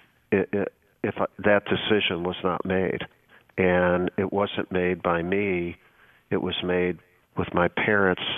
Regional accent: Chicago, Illinois, United States; moved away; I grew up in right in the inner city of Chicago in a Polish, yet a little bit of a Ukrainian neighborhood.

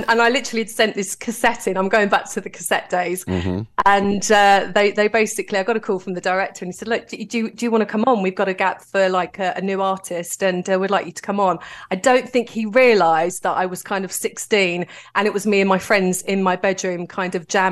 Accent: London, United Kingdom; I'm from Greenwich in southeast London

